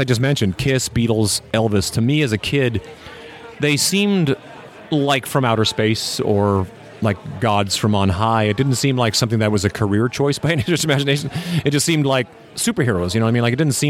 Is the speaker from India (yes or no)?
no; Canada; I came from Canada. I had a band back in the 90s called … that did really well.